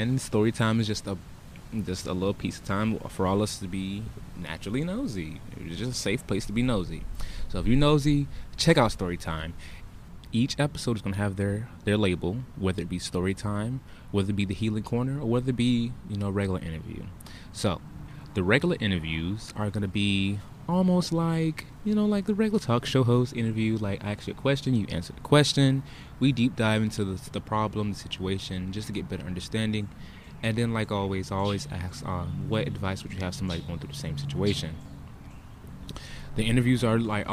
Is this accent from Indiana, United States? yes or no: no; Broward County, Florida, United States; I hail from Broward County, Florida. 954